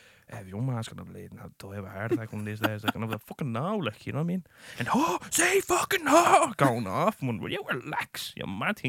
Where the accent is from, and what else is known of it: Ireland